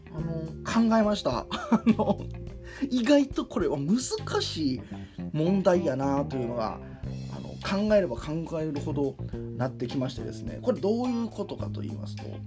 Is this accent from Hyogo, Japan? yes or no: yes; Kakogawa, Hyogo, Japan; moved away; 淡津という地域で自分は生まれ育ってます